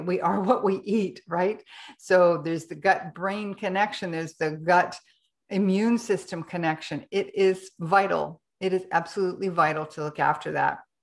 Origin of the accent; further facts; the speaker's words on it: Canada; now in Ecuador; I'm a Canadian, but I live in Ecuador